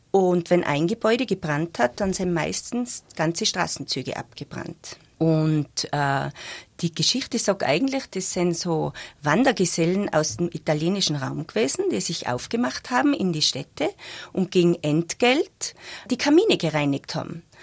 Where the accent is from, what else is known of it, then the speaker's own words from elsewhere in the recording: Zell am Ziller, Tyrol, Austria; ich bin eigentlich aus Zell